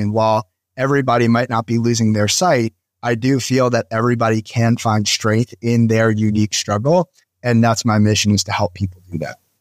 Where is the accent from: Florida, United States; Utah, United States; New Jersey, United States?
New Jersey, United States; moved away as an adult; also born or lived in Philadelphia; I moved to Philadelphia from where I grew up in New Jersey.